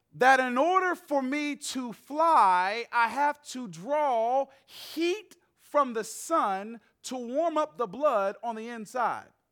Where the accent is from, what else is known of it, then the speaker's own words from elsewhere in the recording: Atlanta, Georgia, United States; moved away as an adult; also born or lived in Nashville; That's where I'm from, born and raised in Atlanta